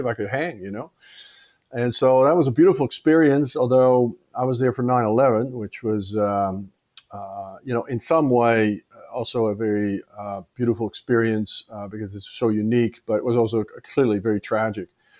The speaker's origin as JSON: {"language": "English", "town": "Amsterdam", "region": "North Holland", "country": "Netherlands", "tie": "born or raised there", "also_born_or_lived": "Australia", "moved": "as an adult", "said": "I was born in Amsterdam."}